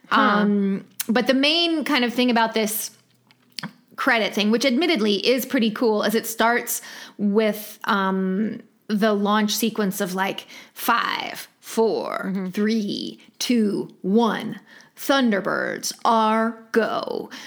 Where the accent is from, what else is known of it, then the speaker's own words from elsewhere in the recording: India; I'm from India and I know how